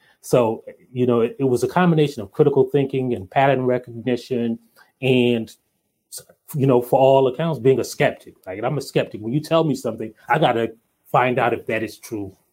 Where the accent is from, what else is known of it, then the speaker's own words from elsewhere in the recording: Hartsville, South Carolina, United States; I grew up in Hartsville, South Carolina, a little town called Hartsville, South Carolina.